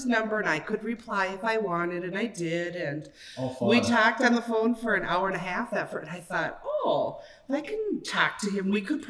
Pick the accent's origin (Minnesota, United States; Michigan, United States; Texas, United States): Minnesota, United States; Little Falls; also born or lived in Mankato, Minnesota; I grew up in Little Falls, Minnesota, and I had a great upbringing